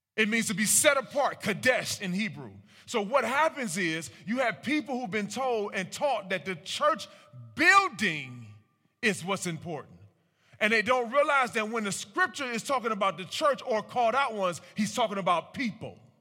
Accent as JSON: {"language": "English", "town": "Cleveland", "region": "Ohio", "country": "United States", "tie": "born or raised there", "said": "I'm born and raised in Cleveland, Ohio."}